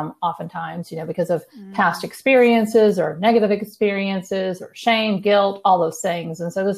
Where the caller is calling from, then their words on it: New Braunfels, Texas, United States; I am calling in from Texas. I'm in between San Antonio and Austin. So I live in a smaller town called New Braunfels